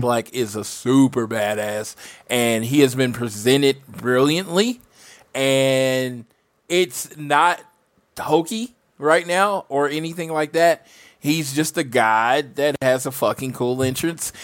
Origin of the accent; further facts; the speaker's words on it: Oklahoma, United States; I'm from Oklahoma